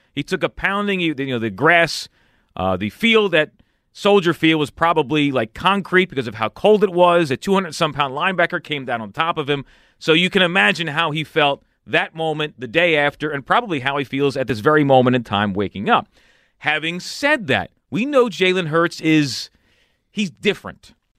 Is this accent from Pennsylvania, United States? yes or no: yes; Philadelphia, Pennsylvania, United States; growing up in this area